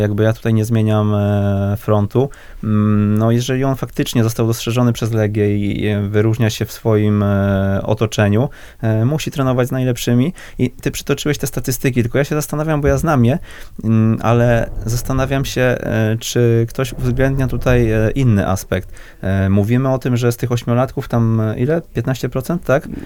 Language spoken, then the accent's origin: Polish; Wrocław, Lower Silesian Voivodeship, Poland; ja jestem z, z Wrocławia